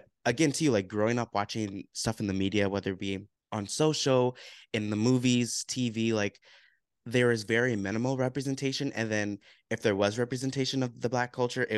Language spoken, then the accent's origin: English; United States; growing up in America as a Black male.